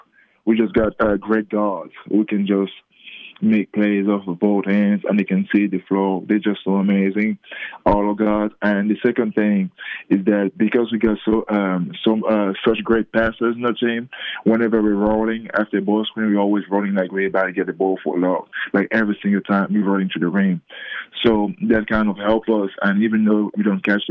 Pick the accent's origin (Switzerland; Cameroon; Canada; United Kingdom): Cameroon; moved away; also born or lived in Australia / Las Vegas; I'm the first from Cameroon